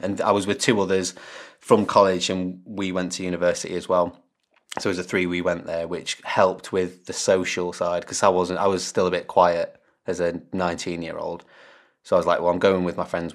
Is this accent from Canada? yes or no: no; Derbyshire, East Midlands, United Kingdom; moved away as an adult; also born or lived in Lincoln; I'm from Derbyshire, which is smack bang in the middle of England pretty much.